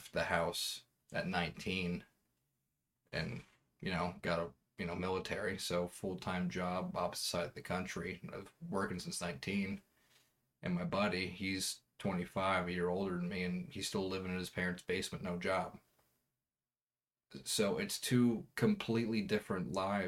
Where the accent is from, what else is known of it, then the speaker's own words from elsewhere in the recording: East Coast, United States; moved away as an adult; where I grew up on the East Coast.